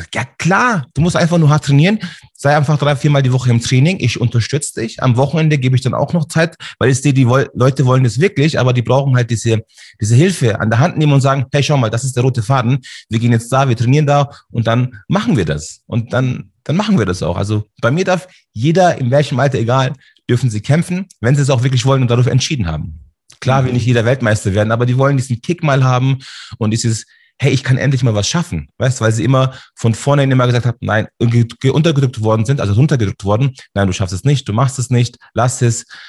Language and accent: German; Munich, Bavaria, Germany; Also ich bin hier in München geboren, Schwabing. Ah, ich bin sozusagen ein türkischer Bayer.